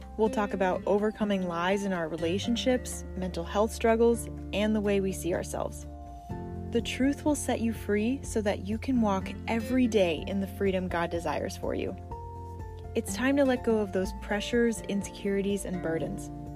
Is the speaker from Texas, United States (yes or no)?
no; Fort Myers, Florida, United States; I'm actually from Fort Myers, Florida.